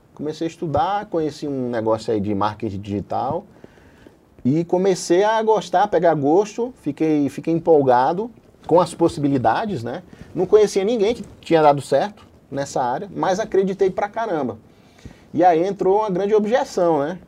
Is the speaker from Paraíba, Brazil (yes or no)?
yes; João Pessoa, Paraíba, Brazil; moved away; foi de onde eu vim, né, de João Pessoa da Paraíba, onde eu fiz a faculdade de medicina